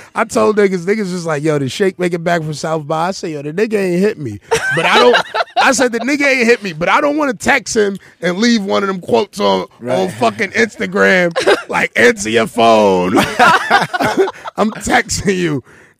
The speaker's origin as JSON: {"language": "English", "country": "Honduras", "said": "You know, Honduras. Yeah. I'm from Honduras. I identify as black"}